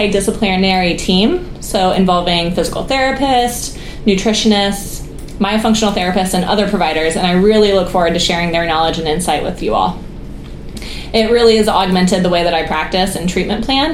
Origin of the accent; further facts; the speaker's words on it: Columbus, Ohio, United States; moved away as an adult; now in Baltimore, United States; I grew up in Columbus, Ohio